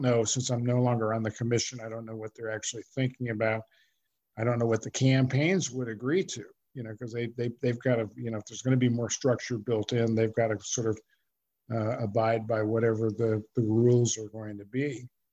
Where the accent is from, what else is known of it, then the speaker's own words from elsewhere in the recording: California, United States; I was growing up in California